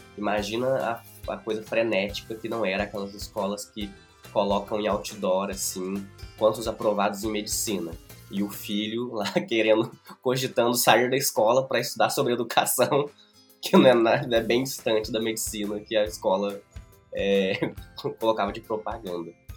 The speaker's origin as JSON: {"language": "Portuguese", "town": "Prata", "region": "Minas Gerais", "country": "Brazil", "tie": "born or raised there", "also_born_or_lived": "Uberlândia", "moved": "yes", "said": "eu voltei para o Prata, voltei para minha cidade natal"}